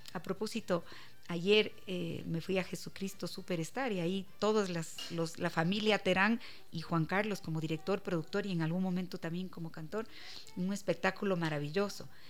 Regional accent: Quito, Pichincha, Ecuador; yo amo a mi ciudad, yo, soy orgullosa de Quito

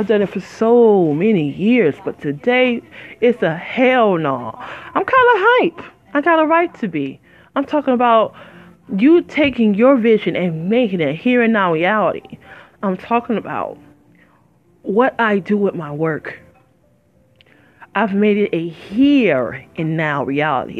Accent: Detroit, Michigan, United States; moved away as an adult; also born or lived in Flint, Michigan; I'm from Motown. I ain't lived there in 17, oh, I'm sorry. I lived there 20 years.

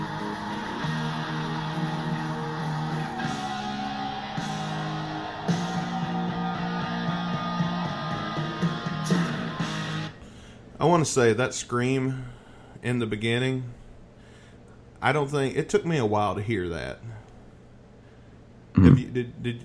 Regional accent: the South, United States; I'm from the South

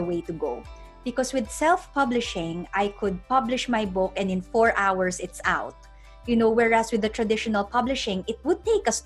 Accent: Philippines; moved away; I'm originally from the Philippines

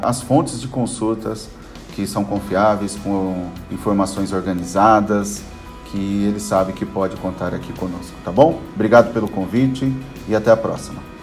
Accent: Brazil; como um bom brasileiro

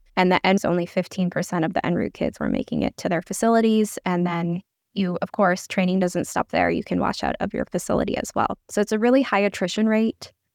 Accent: Seattle, Washington, United States; I grew up in the Seattle area

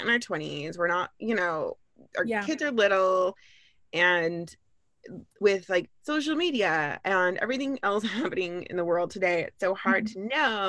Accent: Orange County, California, United States; also born or lived in Los Angeles / Ventura; I grew up in Orange County

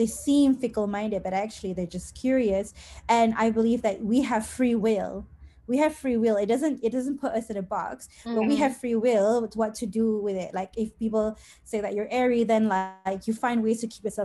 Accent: Klang Valley, Malaysia; I'm from the Klang Valley

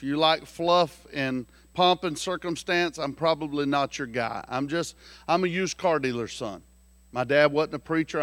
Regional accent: South Carolina, United States; I'm from South Carolina

